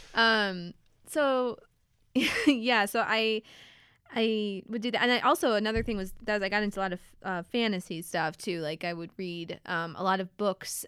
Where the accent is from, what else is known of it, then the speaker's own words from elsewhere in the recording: Fulton, New York, United States; moved away as an adult; now in Bellingham, United States; I'm originally from, uh, upstate New York